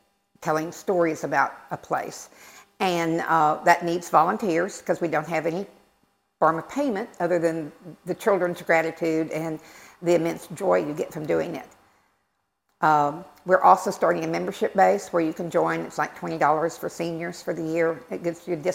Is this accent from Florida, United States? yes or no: no; Texas, United States; now in Pitt County, North Carolina, United States; I've been in Pitt County for 30 years. I'm originally from Texas